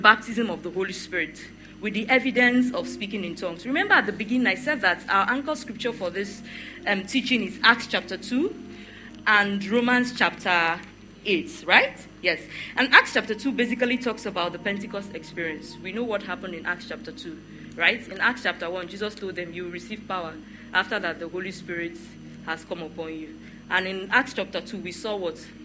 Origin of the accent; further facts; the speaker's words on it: the East, eastern Nigeria, Nigeria; also born or lived in Benin City, Nigeria / Warri, Nigeria; now in Lagos, Nigeria; I am an Igbo girl. I grew up in the East. I went to school in Benin. And then I stayed a bit in Warri, and then I moved to Lagos